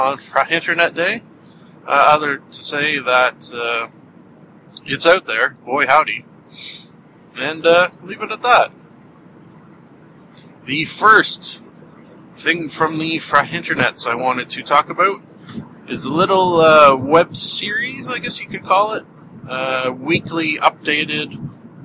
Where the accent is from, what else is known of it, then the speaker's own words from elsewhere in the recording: Canada; accent: Canadian; someone like myself talk with a Canadian accent